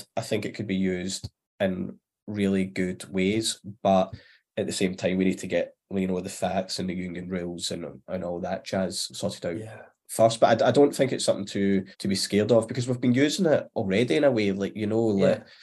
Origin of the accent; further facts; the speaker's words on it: Glasgow, Scotland, United Kingdom; I'm obviously Glasgow, Southside, but when I say Southside, it was like Govan, Cardonald, Pennalee. So I was a scheme lad, I guess. And I still kind of am. Like, I'm only maybe 10-15 minute walk from where I originally grew up